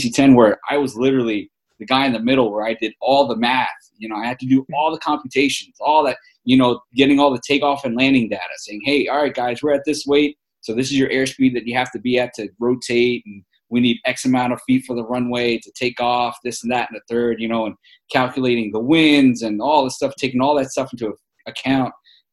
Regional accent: New York City, New York, United States; accent: New York; moved away as an adult; also born or lived in Wichita Falls, Texas; I grew up in New York City

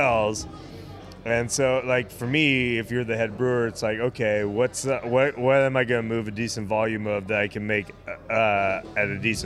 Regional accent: Riverside, California, United States; moved away as an adult; now in Los Angeles, United States; I'm from Riverside, but I decided to move to LA because of the relationship and all that.

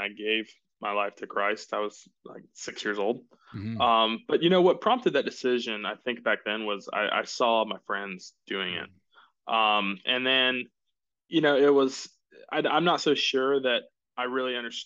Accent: Jacksonville, Florida, United States; moved away as an adult; now in Greenville, United States; I grew up in Jacksonville, Florida.

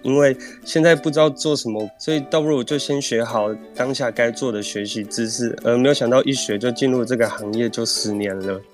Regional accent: Jianshi, Hsinchu County, Taiwan; now in Zhudong, Taiwan; 我是超自然 hair salon 的负责人，也是发型设计师，我来自于新竹坚实寺泰雅族，曾在新竹苗栗法郎工作，目前因工作居住在竹东

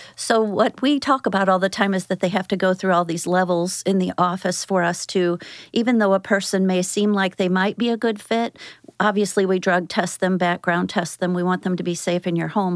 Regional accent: St. Louis, Missouri, United States; also born or lived in Athens, Georgia; I moved here when I was in grade school and was raised in Saint Louis, Saint Peter's area

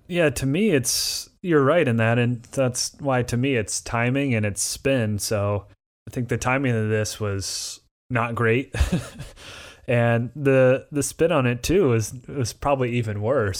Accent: Indiana, United States; I'm from Indiana.

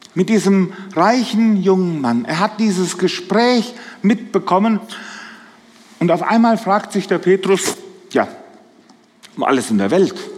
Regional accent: a small village in the Dill district, Hesse, Germany; Ich komme aus dem Hesseland, aus einem kleinen Dorf, so im Dillkreis. Die Leute verwechseln uns immer mit den Siegerländern.

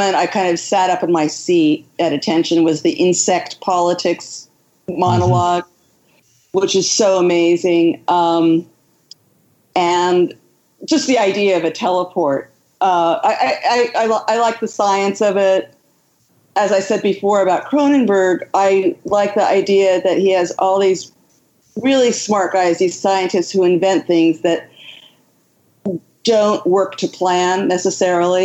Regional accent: Southern California, United States; also born or lived in New York; now in Philadelphia, United States; I grew up in Southern California

